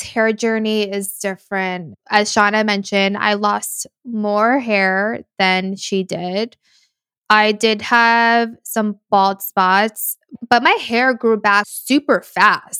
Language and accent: English; United States; I've already been living two separate lives my whole life, being American and then being Latina